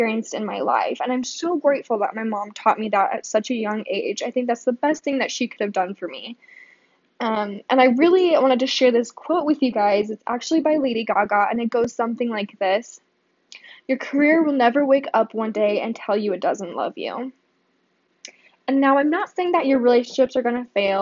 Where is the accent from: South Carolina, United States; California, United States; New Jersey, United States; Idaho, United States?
Idaho, United States; Boise; I was born and raised here in Boise